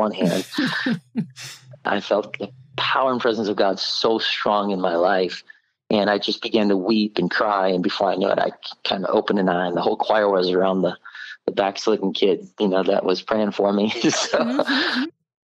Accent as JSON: {"language": "English", "town": "Oak Creek", "region": "Wisconsin", "country": "United States", "tie": "born or raised there", "said": "I was born and raised in Milwaukee, Wisconsin area, Oak Creek to be specific"}